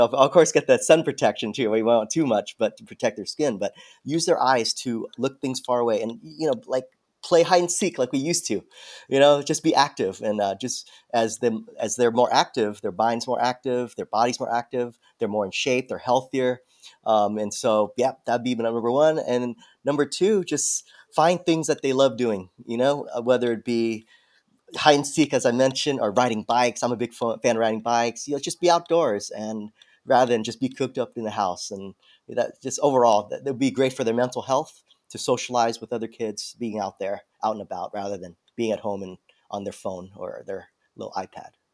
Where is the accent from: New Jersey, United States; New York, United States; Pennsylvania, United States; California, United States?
California, United States; San Diego; I'm from San Diego originally.